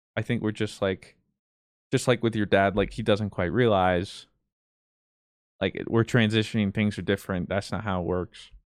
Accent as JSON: {"language": "English", "country": "United States", "said": "I'm not proud of being American"}